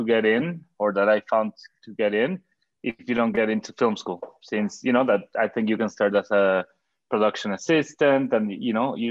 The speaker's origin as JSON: {"language": "English", "town": "Cuernavaca", "region": "Morelos", "country": "Mexico", "tie": "born or raised there", "said": "in Cuernavaca, where I grew up in Mexico"}